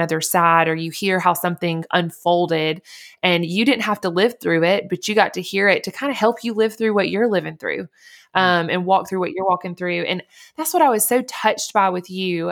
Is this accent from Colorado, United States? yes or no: no; Montgomery, Alabama, United States; I grew up in Alabama in Montgomery